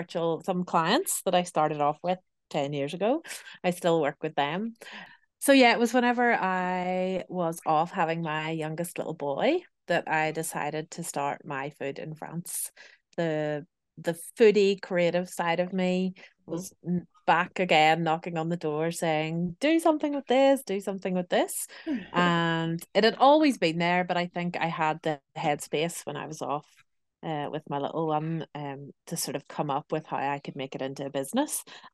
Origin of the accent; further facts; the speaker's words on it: Belfast, Northern Ireland, United Kingdom; You know, I'm from Belfast in Northern Ireland, and I really miss home.